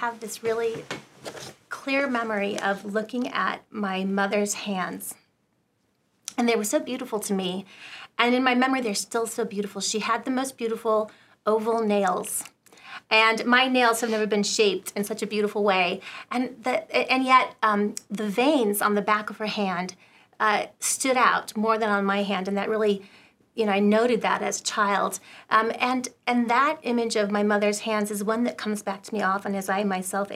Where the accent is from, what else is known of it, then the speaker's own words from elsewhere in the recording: Southern California, United States; I was raised in Southern California